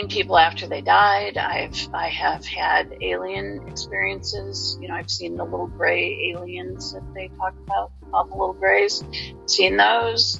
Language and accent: English; Detroit, Michigan, United States; moved away as an adult; now in Massachusetts, United States; I'm from the Midwest originally. I grew up around Detroit, Michigan, and came out here about 30 plus years ago now